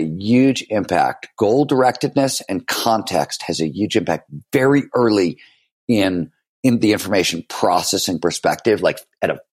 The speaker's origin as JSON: {"language": "English", "town": "Cleveland", "region": "Ohio", "country": "United States", "tie": "born or raised there", "also_born_or_lived": "Chicago, Illinois"}